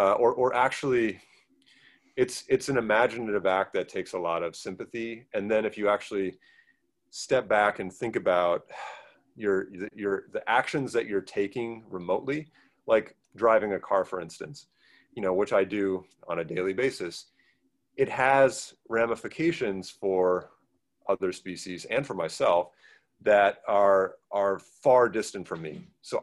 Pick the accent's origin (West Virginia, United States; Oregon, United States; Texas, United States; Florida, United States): Oregon, United States; Portland; so I grew up in the Portland area, and utterly took for granted the mountains and the rivers there